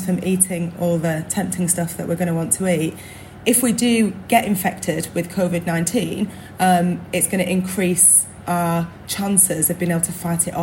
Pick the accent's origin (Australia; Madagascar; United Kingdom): United Kingdom; Burnley, North West England; I'm from Burnley, where people have about 40 cups of tea a day